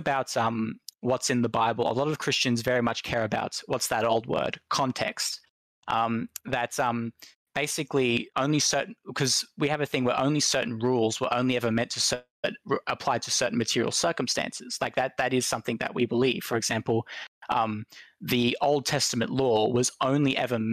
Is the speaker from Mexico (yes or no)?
no; Australia; I'm an Aussie